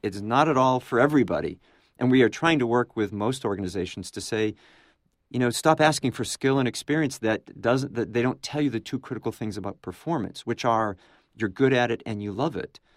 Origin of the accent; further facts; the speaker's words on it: New England, United States; now in Florida, United States; I'm from New England, and we're now in Florida.